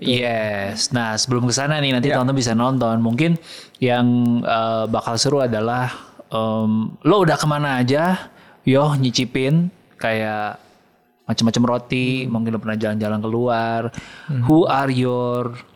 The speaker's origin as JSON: {"language": "Indonesian", "region": "Jakarta", "country": "Indonesia", "said": "sebagai orang Jakarta"}